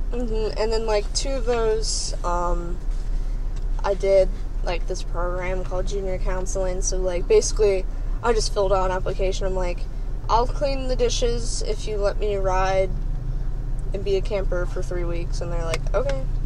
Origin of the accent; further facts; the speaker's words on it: Northern Kentucky, United States; I'm pretty much grew up in like kind of like the more like civilized kind of like city area